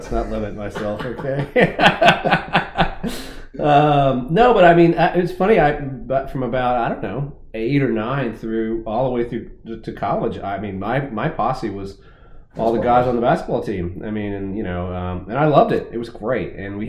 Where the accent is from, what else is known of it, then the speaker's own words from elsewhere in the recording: Kentucky, United States; I grew up in Kentucky